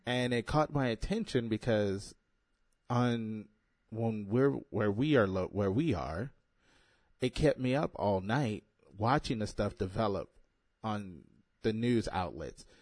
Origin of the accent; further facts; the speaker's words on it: United States; I'm an American